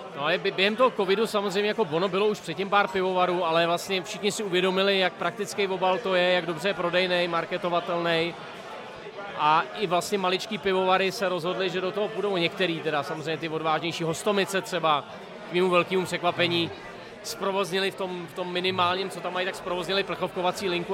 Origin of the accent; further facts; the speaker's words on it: Brdy, Central Bohemian Region, Czechia; Já hrozně rád, že jsem z Brd